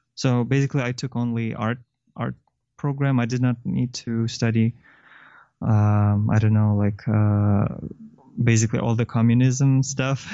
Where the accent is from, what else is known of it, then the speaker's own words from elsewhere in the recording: Kyrgyzstan; moved away as an adult; also born or lived in China; I'm from Kyrgyzstan originally, and then I went to university in China